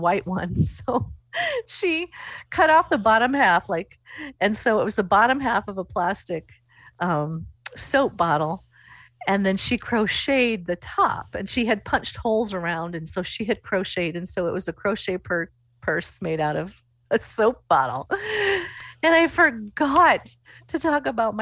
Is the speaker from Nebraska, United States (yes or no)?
yes; Coatesfield, Nebraska, United States; And I said, Coatesfield.